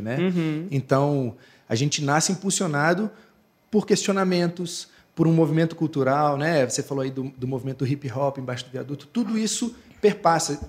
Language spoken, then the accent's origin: Portuguese; Raposos, Minas Gerais, Brazil; Eu, eu vivo em Raposos, né? Eu sou de Raposos